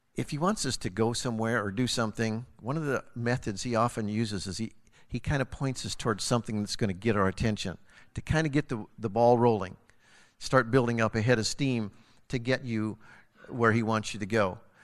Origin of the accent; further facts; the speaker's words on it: Harlowton, Montana, United States; moved away; It just happens to be my hometown where I was born and raised and grew up, and I know everybody